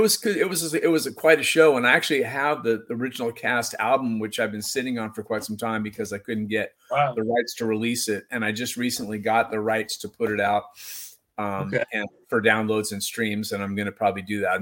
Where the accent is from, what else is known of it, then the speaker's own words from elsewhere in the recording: Seattle, Washington, United States; now in Indianola, United States; I grew up by Green Lake, which is a place that a lot of people have maybe heard of, and it's kind of near the U District